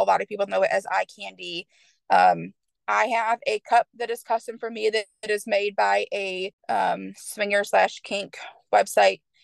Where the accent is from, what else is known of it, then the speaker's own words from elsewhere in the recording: Michigan, United States; moved away as an adult; now in Knoxville, United States; originally, I'm from Michigan. Um, I moved down to Tennessee. I now live in Knoxville